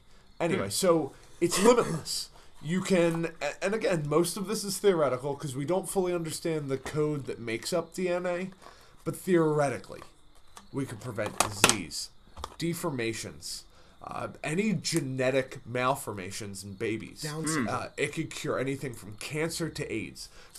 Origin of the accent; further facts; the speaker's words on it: Boston, Massachusetts, United States; Same reason people in Boston have dumb accents. Yeah. I'm from Boston and everything's awful.